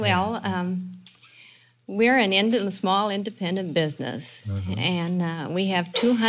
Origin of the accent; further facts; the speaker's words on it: Sigourney, Iowa, United States; now in California, United States; Well, I came from Sigourney, Iowa.